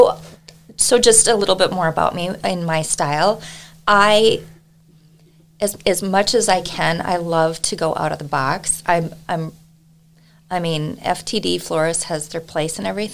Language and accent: English; Wahpeton, North Dakota, United States; moved away as an adult; also born or lived in Utah; now in Buffalo, United States; I grew up born and raised in Wahpeton, North Dakota